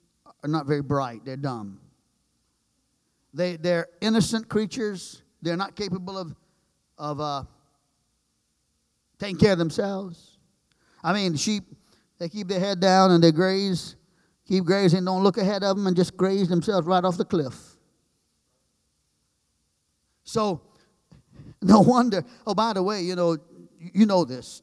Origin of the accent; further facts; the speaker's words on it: Trinidad & Tobago; moved away; I'm from the islands. I grew up in Trinidad, 35 miles long is the island